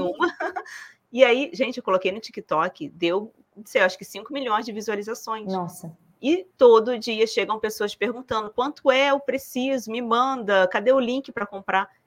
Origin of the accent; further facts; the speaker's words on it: Rio de Janeiro, Brazil; now in southern Brazil; eu sou carioca, agora moro no sul.